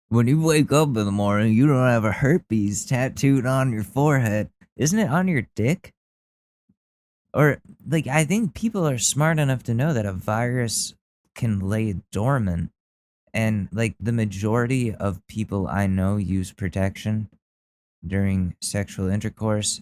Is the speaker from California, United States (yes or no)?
no; Danbury, Connecticut, United States; I was born in Danbury, Connecticut.